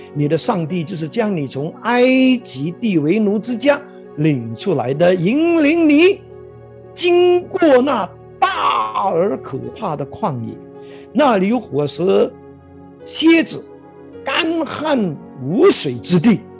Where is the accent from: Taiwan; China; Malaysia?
Malaysia; 我们马来西亚人